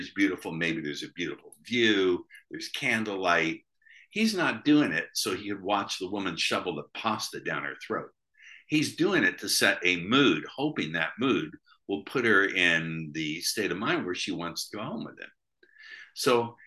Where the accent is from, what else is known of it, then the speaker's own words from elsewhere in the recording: United States; I'm an American